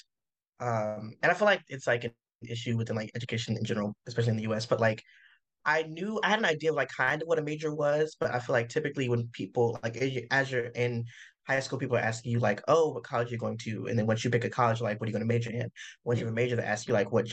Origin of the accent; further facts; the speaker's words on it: Winston-Salem, North Carolina, United States; moved away as an adult; now in San Diego, United States; I'm from Winston-Salem